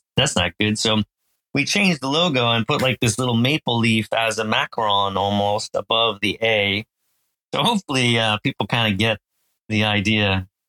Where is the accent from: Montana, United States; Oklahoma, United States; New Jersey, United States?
New Jersey, United States; Phillipsburg; So I grew up in Jersey in America, kind of a semi-rural area of New Jersey called Phillipsburg. And I lived there until I went to college.